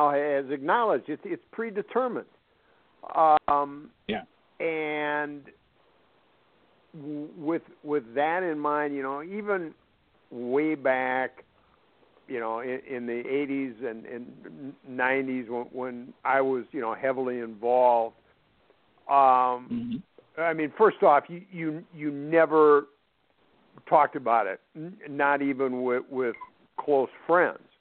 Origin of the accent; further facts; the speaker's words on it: Minnesota, United States; being a Minnesotan